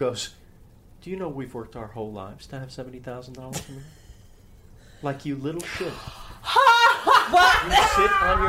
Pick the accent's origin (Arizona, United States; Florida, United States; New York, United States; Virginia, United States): New York, United States; New City; Who I grew up with in New City, New York.